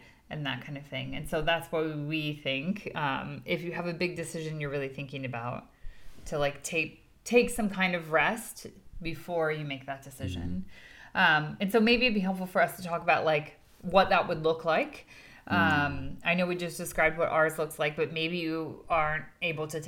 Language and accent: English; United States; we're coming from the American perspective